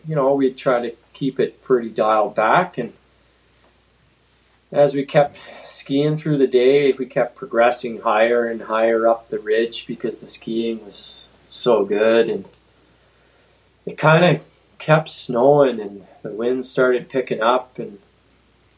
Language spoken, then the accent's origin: English; Northern Ontario, Canada; now in Williams Lake, Canada; I grew up skiing in Northern Ontario